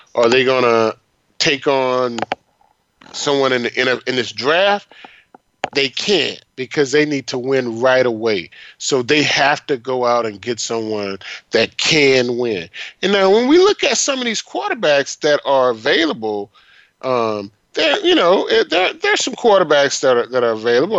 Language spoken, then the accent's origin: English; Florida, United States; I'm from Florida